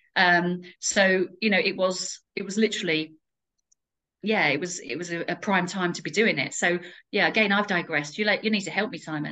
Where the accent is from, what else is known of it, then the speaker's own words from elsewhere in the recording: Essex, East of England, United Kingdom; moved away as an adult; now in Kettering, United Kingdom; I'm originally from Essex, um, and when I left the armed forces, I set up my franchise in Kettering